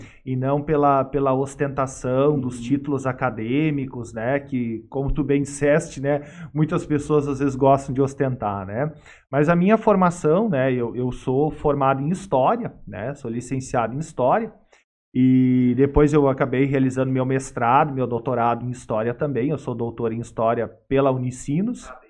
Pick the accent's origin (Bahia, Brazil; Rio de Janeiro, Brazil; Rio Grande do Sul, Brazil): Rio Grande do Sul, Brazil; Sapiranga; Sapiranga de novo? Que é a minha cidade natal